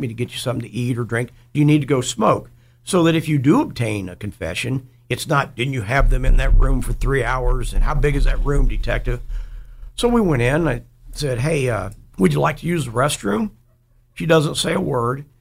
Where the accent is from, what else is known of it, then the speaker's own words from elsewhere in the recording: Dayton, Ohio, United States; I grew up in East Dayton